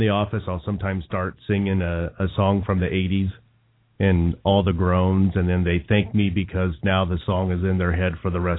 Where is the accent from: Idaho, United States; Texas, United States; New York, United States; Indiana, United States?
Indiana, United States; moved away; So maybe that was growing up in Indiana.